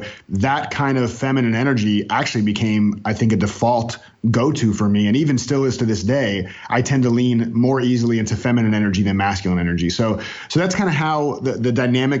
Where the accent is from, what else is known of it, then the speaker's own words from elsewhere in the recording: North Miami Beach, Florida, United States; moved away as an adult; now in Raleigh, United States; I was born in North Miami Beach, Florida, and raised in Florida. I lived in Florida almost my entire life